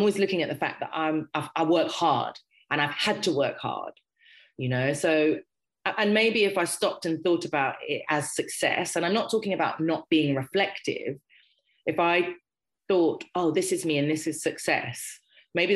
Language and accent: English; Harrow, London, United Kingdom; I grew up in Harrow